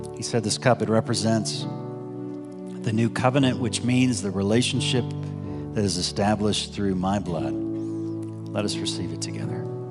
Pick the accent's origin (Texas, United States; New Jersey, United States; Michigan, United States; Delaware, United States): Texas, United States; Dallas; moved away as an adult; also born or lived in Waco, Texas; now in Evergreen, United States; I grew up in North Dallas